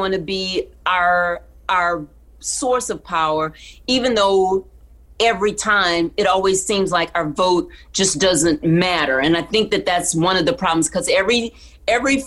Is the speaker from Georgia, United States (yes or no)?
no; Texas, United States; I grew up in Texas